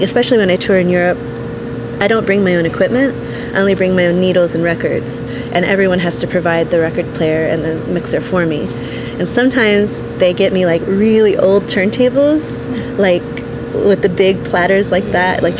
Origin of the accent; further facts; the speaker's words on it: United States; first language English; I grew up in English. My first sound was in America. Hearing my first sound was in America